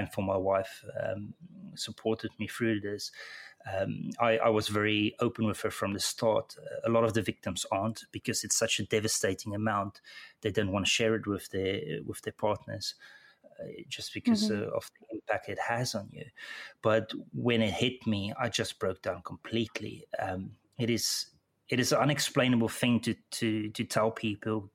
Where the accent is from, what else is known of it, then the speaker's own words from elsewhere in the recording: South Africa; moved away as an adult; my accent probably gave it away, but I was born in South Africa